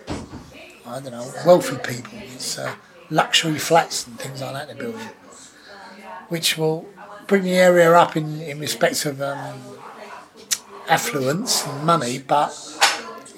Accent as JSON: {"language": "English", "region": "London", "country": "United Kingdom", "tie": "born or raised there", "also_born_or_lived": "Sydenham / Deptford", "said": "I was born in Catford, which is not too far from Deptford, in 1961"}